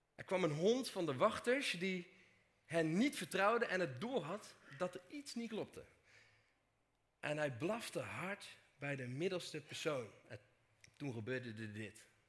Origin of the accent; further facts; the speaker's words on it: Dordrecht, South Holland, Netherlands; Kom ik uit Dordrecht. Of zoals ik normaal gesproken zeg, Dort.